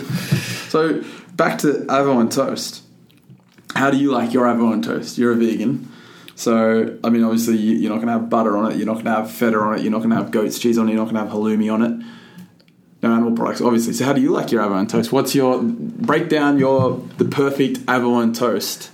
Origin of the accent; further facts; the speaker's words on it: Figtree, New South Wales, Australia; I'm from Fig tree